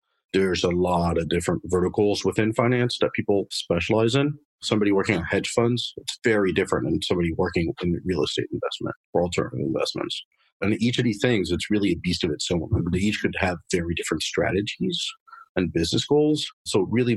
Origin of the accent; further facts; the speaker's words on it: Paris, Île-de-France, France; moved away as an adult; now in United States; I was actually born and raised in Paris, France. Lived there for about 20 years